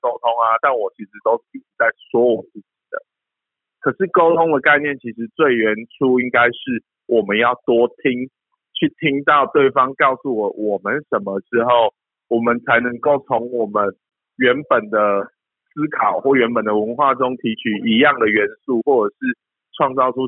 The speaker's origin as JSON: {"language": "Chinese", "country": "Taiwan", "said": "就像我我举个最简单的例子，就像呃我们台湾人可能很喜欢吃猪肉。"}